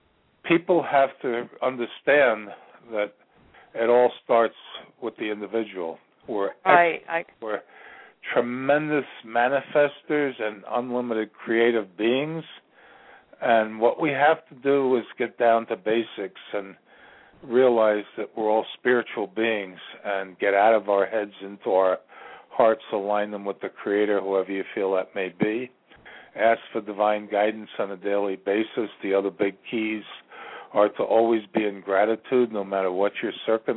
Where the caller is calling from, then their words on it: Ashland, Virginia, United States; I'm calling from Ashland, Virginia, the center of the universe.